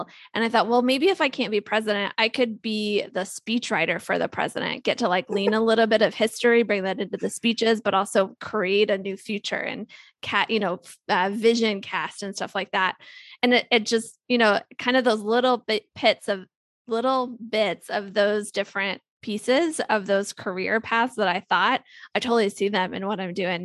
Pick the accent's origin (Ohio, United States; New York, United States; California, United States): Ohio, United States; I grew up in Ohio